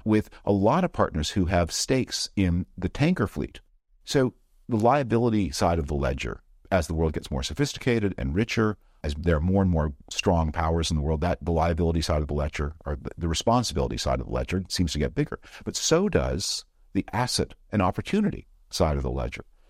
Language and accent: English; Canada; moved away; I'm from Canada originally